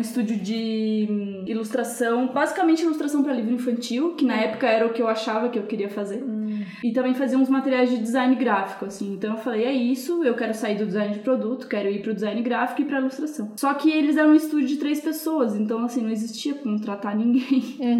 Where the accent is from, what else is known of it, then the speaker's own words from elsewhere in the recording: Joinville, Santa Catarina, Brazil; moved away as an adult; now in São Paulo, Brazil; na minha cidade, eu sou de Joinville, Santa Catarina.